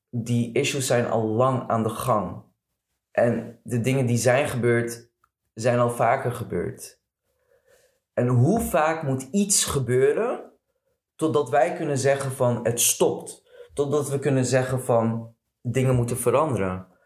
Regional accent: Morocco; Maar ja, voor mij persoonlijk, als Marokkaan zijnde. En Marokko is natuurlijk een islamitisch land.

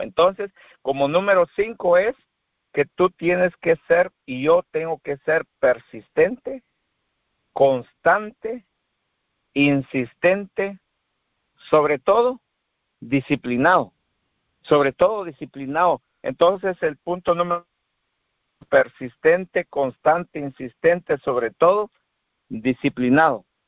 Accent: Guatemala; moved away as an adult; now in Texas, United States; soy de Guatemala

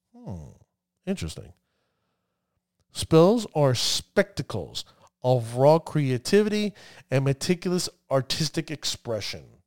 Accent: New Jersey, United States; accent: New Jersey; my New Jersey accent.

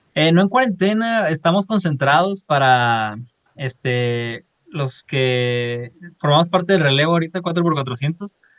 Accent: Culiacán, Sinaloa, Mexico; moved away as an adult; now in Monterrey, Mexico; soy de Culiacán, Sinaloa, este, ahí nací, ahí crecí, ahí viví 18 años

